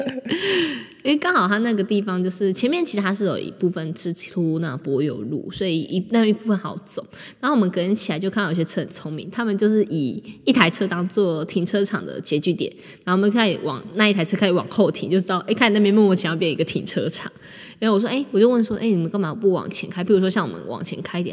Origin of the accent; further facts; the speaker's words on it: Taipei, Taiwan; 我们是台北人。对，我们就住台北